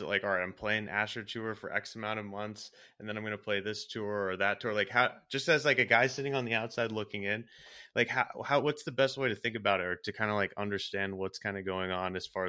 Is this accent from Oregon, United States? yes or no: yes; Portland, Oregon, United States; I grew up in the Northwest in Portland, Oregon